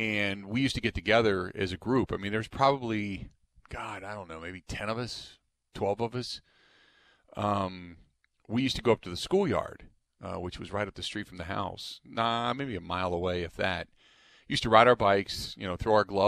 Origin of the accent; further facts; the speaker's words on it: Cincinnati, Ohio, United States; moved away; I grew up in Cincinnati